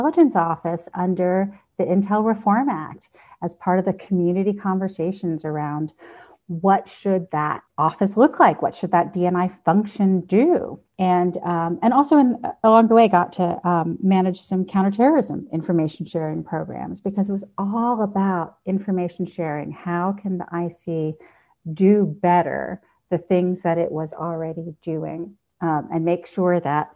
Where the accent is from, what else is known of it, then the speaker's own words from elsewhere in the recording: Baltimore, Maryland, United States; I grew up in Baltimore, not far from Fort Meade